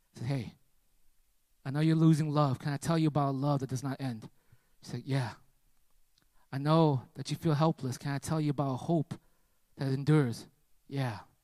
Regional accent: United States; I'm from America

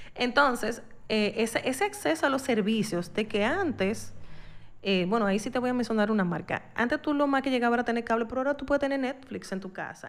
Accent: Dominican Republic; uno como dominicano

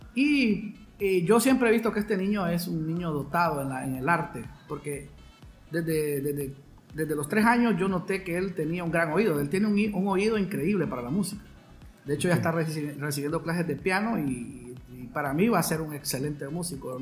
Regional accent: San Pedro Sula, Cortés, Honduras; soy San Pedrano, ¿verdad? De corazón, nacido aquí en esta hermosa y cálida ciudad del norte de Honduras

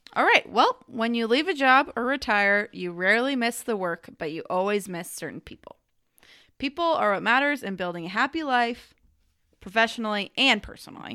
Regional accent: United States; I'm an American

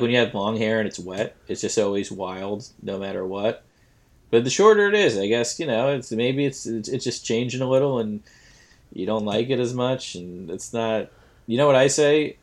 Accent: New York, United States; we're from New York

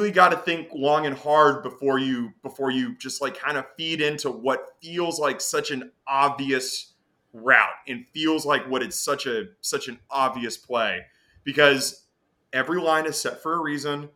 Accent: Nashville, Tennessee, United States; also born or lived in Detroit, United States / Chicago, United States; now in New York, United States; I was raised in Nashville

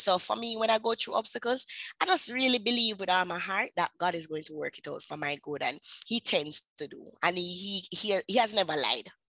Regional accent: Jamaica; accent: patois; I am from Jamaica. I speak my the dialect, the patois dialects.

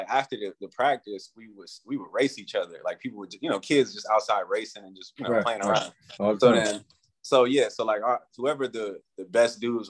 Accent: Cleveland, Ohio, United States; moved away as an adult; also born or lived in Columbus, Ohio / Iowa City, Iowa; now in Tokyo, Japan; I was born on Osceola and like Hopkins, like those like the two streets, like right off Lakeview

